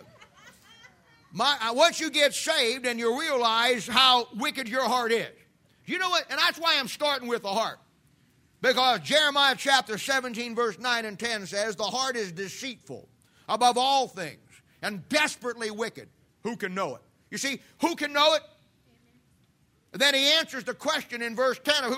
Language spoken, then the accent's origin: English; United States; We as American Christians